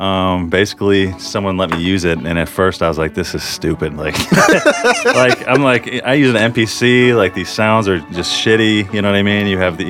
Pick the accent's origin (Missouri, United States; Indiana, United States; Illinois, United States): Illinois, United States; Chicago; now in St. Louis, United States; I'm originally from Chicago.